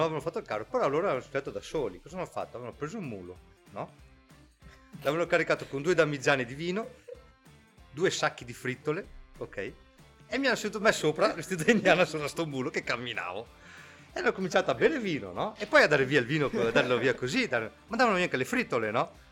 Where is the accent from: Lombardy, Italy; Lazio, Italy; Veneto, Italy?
Veneto, Italy; Ceggia; siamo di Ceggia